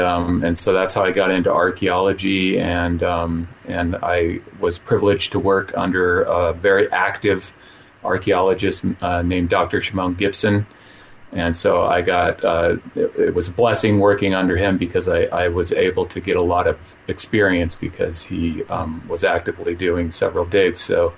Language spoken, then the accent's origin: English; Saudi Arabia; also born or lived in Utah; now in United States; I was raised in the Middle East. I grew up in Saudi Arabia. I ended up in Utah, and I ended up pastoring there for 8 years. And I lived in a town called Brigham City, Utah